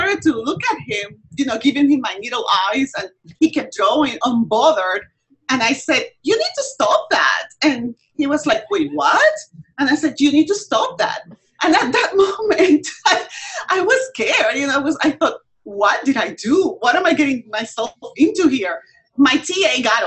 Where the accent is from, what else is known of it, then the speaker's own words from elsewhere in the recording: Puerto Rico; moved away; I am from Puerto Rico originally